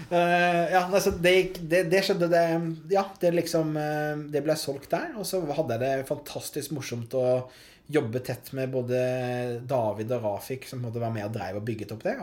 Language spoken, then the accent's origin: Norwegian; Hovden, Agder, Norway; Hovden. Hovden. Snedsdal. Ja. 350 innbyggere, fire stykker i klassen min.